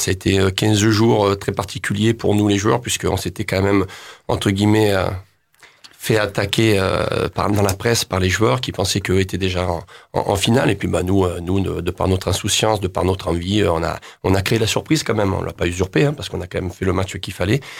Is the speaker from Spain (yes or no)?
no; Normandy, France; je suis fier d'être normand, mais je suis sudiste d'adoption avec la mentalité du sud